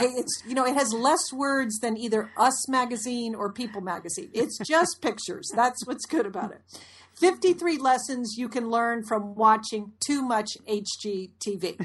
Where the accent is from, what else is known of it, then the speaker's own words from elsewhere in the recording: Connecticut, United States; We grew up in Connecticut in an old house